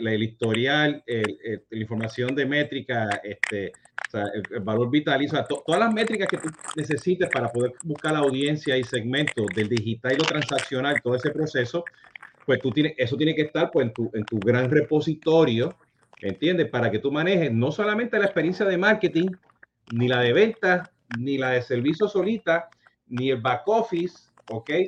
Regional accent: Puerto Rico; also born or lived in Utah; como buen boricua

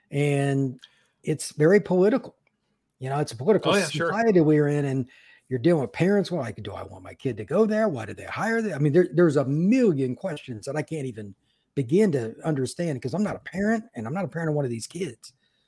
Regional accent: Indiana, United States; I grew up in Indiana. I'm very familiar with it.

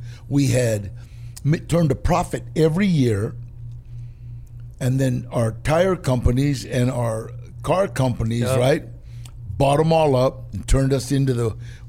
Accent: Los Angeles, California, United States; also born or lived in Echo Park, Los Angeles / Texas; Actually, I was raised in Pacoima. I was born on Temple Street, moved to Echo Park, got in trouble, went to Texas for, I was supposed to stay 3 years. I stayed one summer, and then came back to LA, and my mom and dad bought a house in Pacoima in the Valley.

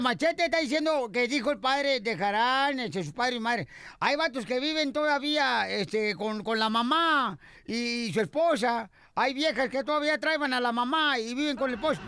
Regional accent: Mexico

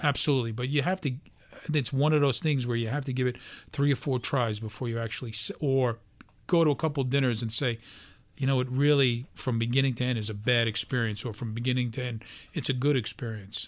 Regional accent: New York City, New York, United States; a regular guy, born and raised in Brooklyn

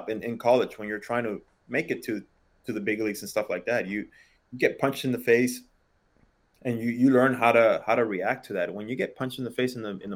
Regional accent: Los Angeles, California, United States; I came from East Los Angeles

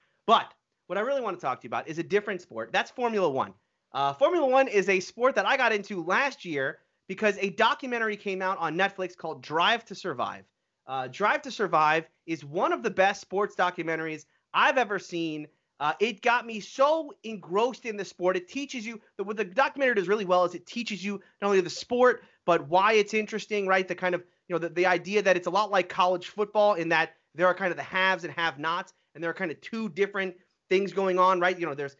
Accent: Florida, United States; I'm from the South. I'm from Florida. Racing is like just in my blood.

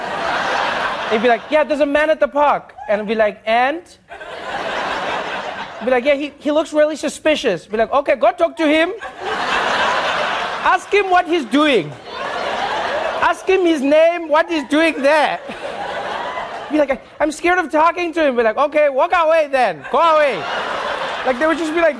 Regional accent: South Africa; when I was growing up in South Africa

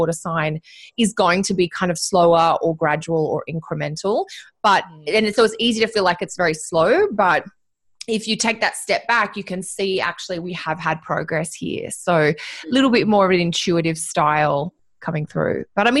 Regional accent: Sydney, New South Wales, Australia; we're all Aussie girls by heart, and we grew up in Sydney, or we spent a lot of time together in Sydney.

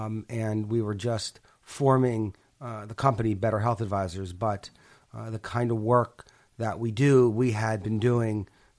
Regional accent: Pittsburgh, Pennsylvania, United States; So I grew up in Pittsburgh. And my grandfather had a stroke at 50, and we lived close to him.

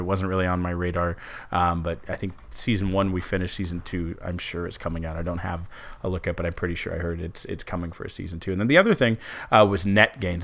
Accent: Houston, Texas, United States; Houston Astros, my hometown

